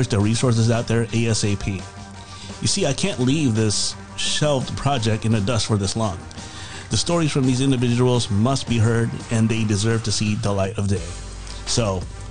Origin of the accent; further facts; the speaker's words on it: Virginia Beach, Virginia, United States; now in Chicago, United States; I'm from Virginia Beach